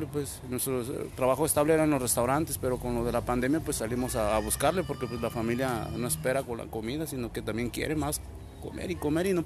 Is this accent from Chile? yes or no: no; Guadalajara, Jalisco, Mexico; Somos de Guadalajara, somos de Jalisco, pues.